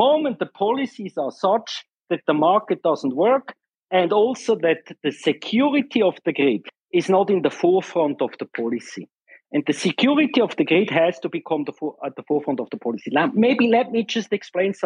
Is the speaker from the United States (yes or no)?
no; Switzerland; I'm from Switzerland, not Germany